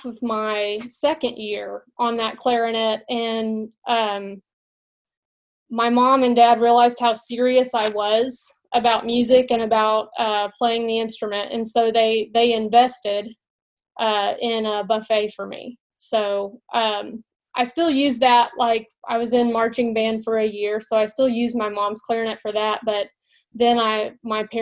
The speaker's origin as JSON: {"language": "English", "town": "Mountain Home", "region": "Arkansas", "country": "United States", "tie": "born or raised there", "also_born_or_lived": "Russellville, Arkansas", "lives_now": "Magnolia, United States", "said": "I grew up in Mountain Home, Arkansas"}